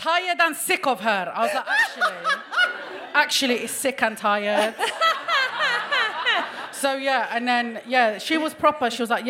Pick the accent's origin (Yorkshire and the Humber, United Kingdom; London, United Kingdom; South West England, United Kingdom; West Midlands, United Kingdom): London, United Kingdom; I'm from Hackney.